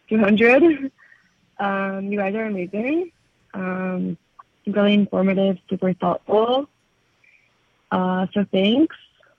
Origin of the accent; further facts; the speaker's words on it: Canada; now in Israel; I'm originally from Canada, but now I live in Israel.